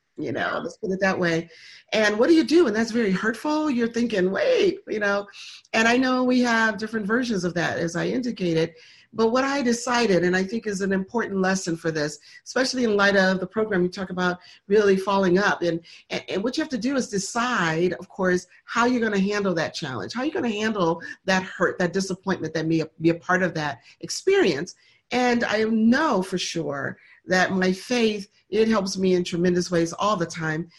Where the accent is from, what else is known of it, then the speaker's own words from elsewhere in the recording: Michigan, United States; now in Atlanta, United States; we were raised in Michigan